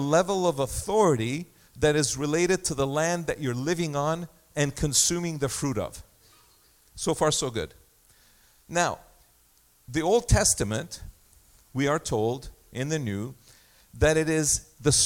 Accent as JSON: {"language": "English", "country": "Egypt", "tie": "born or raised there", "moved": "yes", "lives_now": "Canada", "said": "My passport says place of birth, Egypt."}